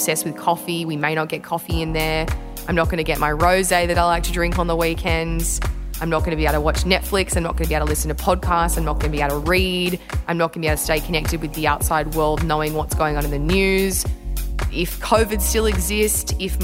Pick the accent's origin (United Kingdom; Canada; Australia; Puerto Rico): Australia